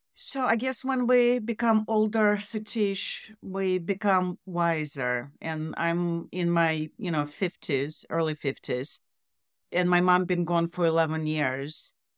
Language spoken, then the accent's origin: English; Russia; moved away as an adult; also born or lived in Canada; I grew up in Russian communist Russia